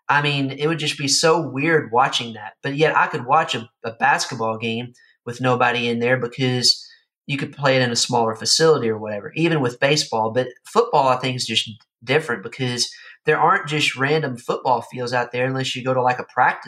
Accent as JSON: {"language": "English", "region": "Kentucky", "country": "United States", "tie": "born or raised there", "moved": "yes", "lives_now": "Florida, United States", "said": "in my hometown area of Kentucky"}